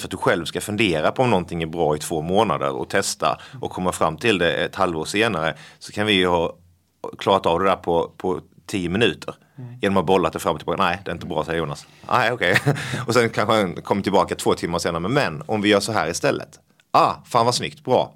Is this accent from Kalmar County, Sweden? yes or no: no; Blekinge, Sweden; accent: Scanian, or rather Blekinge; now in Stockholm, Sweden; det här, är eh, den skånska varianten, eller blekingska ja. egentligen då faktiskt